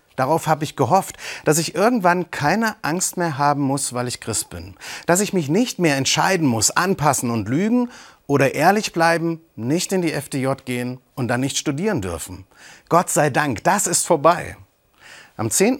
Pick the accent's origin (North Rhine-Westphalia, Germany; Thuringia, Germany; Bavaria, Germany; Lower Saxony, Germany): Thuringia, Germany; Eisenach; ich bin in Eisenach groß geworden